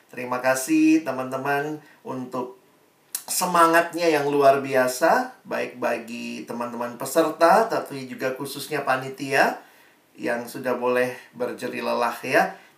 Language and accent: Indonesian; Makassar, South Sulawesi, Indonesia; moved away as an adult; also born or lived in Jakarta; Saya dari SMA Negeri 1 di Makassar, Lalu kemudian Tuhan bawa saya kuliah ke Jakarta, ke Universitas Indonesia, dan di situ saya terus bertumbuh.